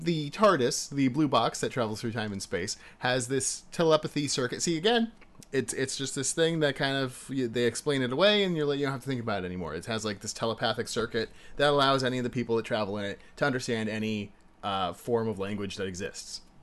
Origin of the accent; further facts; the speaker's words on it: United States; As an American